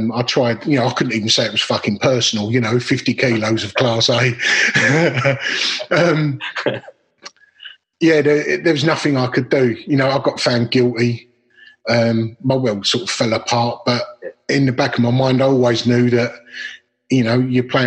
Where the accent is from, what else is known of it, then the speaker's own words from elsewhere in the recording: Dagenham, London, United Kingdom; I grew up in Dagenham, which is Essex, East London, border, one-parent family, council estate